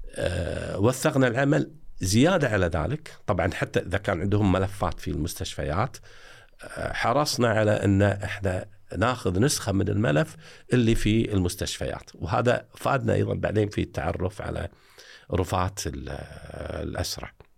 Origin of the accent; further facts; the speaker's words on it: Kuwait; عندنا في الكويت